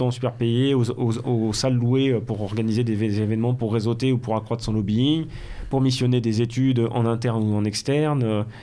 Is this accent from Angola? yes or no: no; Belgium; accent: Belgian; ensuite, ça, ensuite, ça charrie mon accent belge.